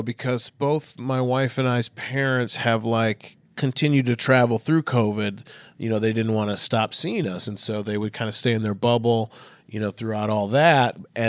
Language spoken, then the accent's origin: English; Minnesota, United States; now in Southern California, United States; I'm actually from Minnesota, so this isn't cold for me.